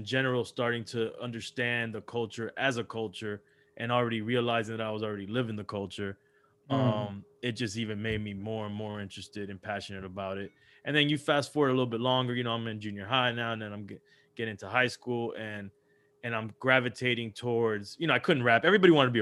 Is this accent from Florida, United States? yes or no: yes; Miami, Florida, United States; also born or lived in Los Angeles, California; moved over to Miami when I was pretty young and was raised out here in Miami.